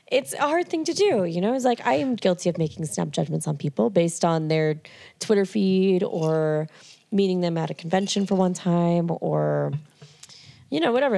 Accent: Merrimack, New Hampshire, United States; I grew up in New Hampshire.

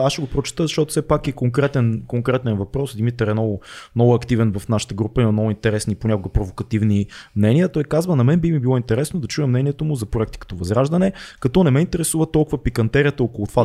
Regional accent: Sofia, Sofia City, Bulgaria; Аз съм от Надежда в, в хода, в блока, в който майка ми, майка ми живее, в момента аз не живея вече в Надежда от година

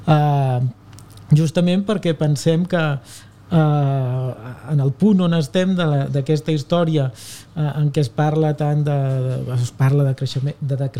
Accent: Abrera, Catalonia, Spain; O sigui, jo soc mm, net, bueno, o, o net, net, fill eh, i germà de pagesos. Eh? Uh, som d'Abrera.

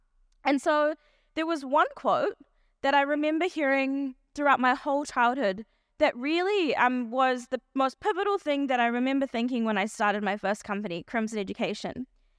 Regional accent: South Africa; born there; I was born in South Africa to South African Indian parents. And my parents both grew up in South Africa during the apartheid era.

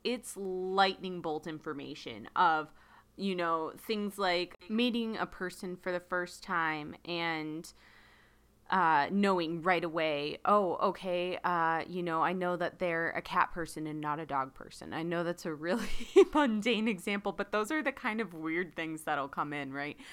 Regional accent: United States; I'm speaking as an American

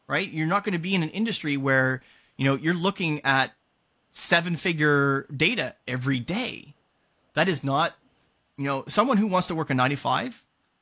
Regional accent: Canada; I'm Canadian.

